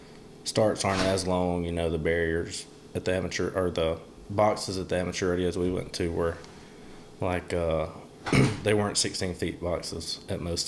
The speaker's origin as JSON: {"language": "English", "town": "Clanton", "region": "Alabama", "country": "United States", "said": "I'm from Alabama, Clanton, Alabama"}